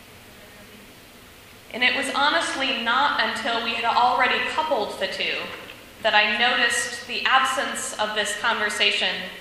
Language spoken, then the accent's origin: English; Ohio, United States; I was from Ohio